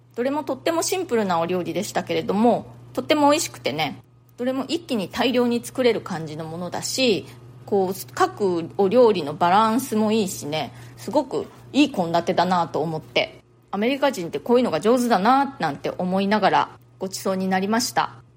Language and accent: Japanese; Japan; moved away as an adult; now in New York, United States; 私の生まれ育ったその日本のね実家